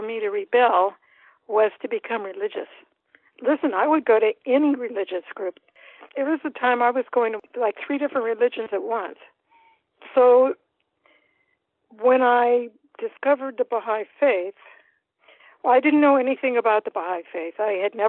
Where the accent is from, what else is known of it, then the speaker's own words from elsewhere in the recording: Davis, California, United States; also born or lived in Madison, Wisconsin / Moscow, Idaho / Berkeley, California; ended up in Davis, California. 1955, we came. It's a beautiful little town, 2,000 people